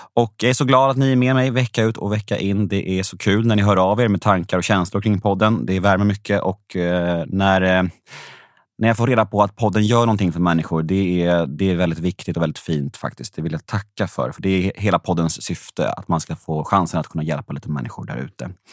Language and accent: Swedish; Värmdö, Stockholm County, Sweden; Jag var uppvuxen på Värmdö